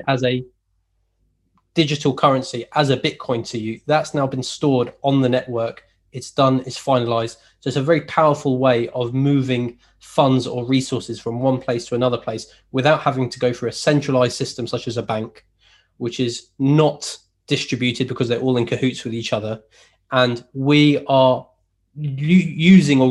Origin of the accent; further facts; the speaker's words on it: Leeds, Yorkshire and the Humber, United Kingdom; I'm from Leeds